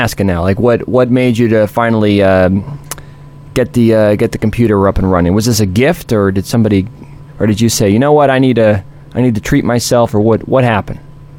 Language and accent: English; New York, United States; You know, I'm from the New York area, so I'm Jewish, right?